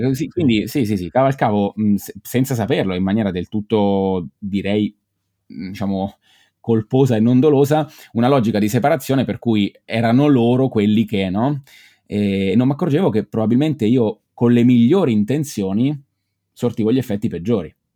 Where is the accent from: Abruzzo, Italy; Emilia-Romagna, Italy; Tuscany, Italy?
Abruzzo, Italy; Pescara; now in Bologna, Italy; io sono originario di, di Pescara, sono abruzzese, ma abito a Bologna con mia moglie